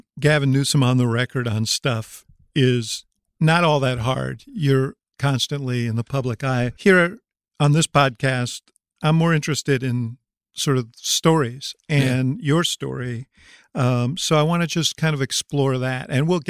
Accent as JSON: {"language": "English", "town": "Chicago", "region": "Illinois", "country": "United States", "said": "Well, being a Chicagoan, the other thing that came with the immigrant wave of the Irish is an affinity for politics."}